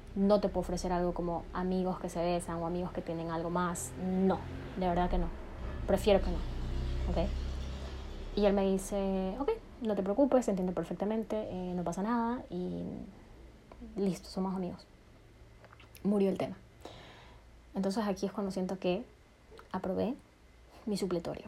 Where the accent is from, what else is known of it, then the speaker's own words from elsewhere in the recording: Ecuador; also born or lived in New York; estoy en mi país, estoy en Ecuador